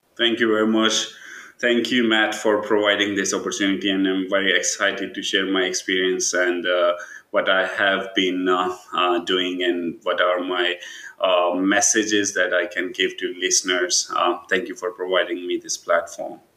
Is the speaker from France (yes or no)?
no; Pakistan; moved away as an adult; also born or lived in Tampere, Finland; now in Kuopio, Finland; I'm like brown from Pakistan